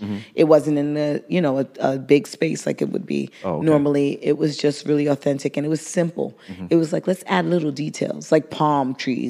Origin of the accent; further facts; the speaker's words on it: New York City, New York, United States; growing up in Brooklyn, being that brown girl from Brooklyn